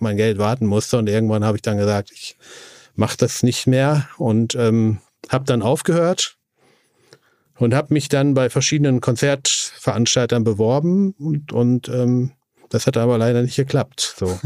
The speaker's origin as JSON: {"language": "German", "area": "East Frisia", "region": "Lower Saxony", "country": "Germany", "tie": "born or raised there", "moved": "as an adult", "lives_now": "Hamburg, Germany", "said": "in Ostfriesland, ja, ja, wo ich im Prinzip her, wo ich herkomme"}